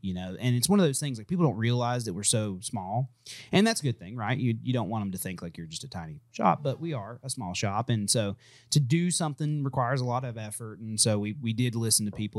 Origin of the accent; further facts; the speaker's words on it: United States; I'm American.